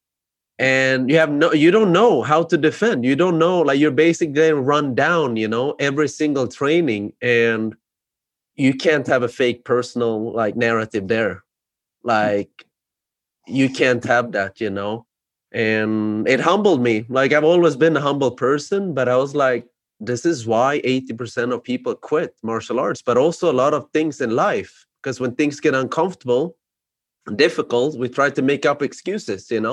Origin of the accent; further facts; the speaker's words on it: Sweden; growing up in Sweden, I was a good soccer player